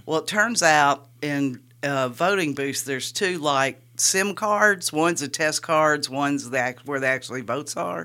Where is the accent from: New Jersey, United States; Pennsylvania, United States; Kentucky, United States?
Kentucky, United States; Richmond; moved away; I'm originally from Kentucky